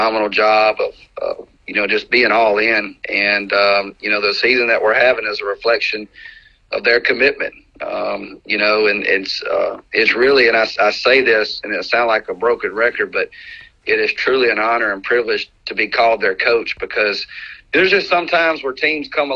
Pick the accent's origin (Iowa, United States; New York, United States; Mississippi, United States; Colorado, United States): Mississippi, United States; Meridian; also born or lived in Hattiesburg, Mississippi; I'm an only child, born and raised. I was born in Hattiesburg, but raised in Meridian